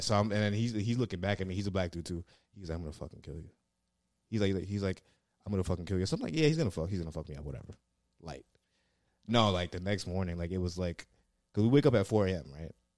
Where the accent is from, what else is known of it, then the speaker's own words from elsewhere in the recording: New York City, New York, United States; moved away as an adult; now in Brooklyn, United States; I'm from the Bronx